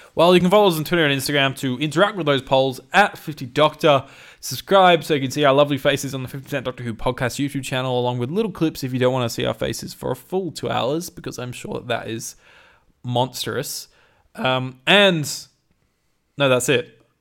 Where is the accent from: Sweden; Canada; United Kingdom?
United Kingdom; I'm so British